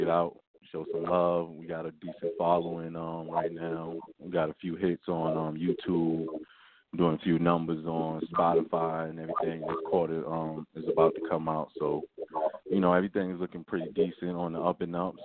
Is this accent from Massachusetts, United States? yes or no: no; New York City, New York, United States; now in South Carolina, United States; I'm originally from Brooklyn, but I live in South Carolina right now